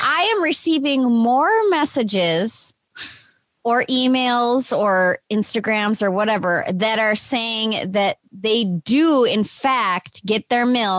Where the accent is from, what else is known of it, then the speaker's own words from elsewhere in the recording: Minnesota, United States; accent: Minnesotan; It was just my Minnesotan accent.